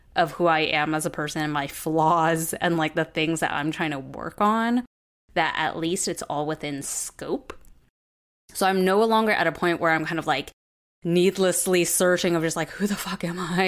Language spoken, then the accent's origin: English; Southern California, United States; moved away as an adult; moving back to Jesse and my hometown in Southern California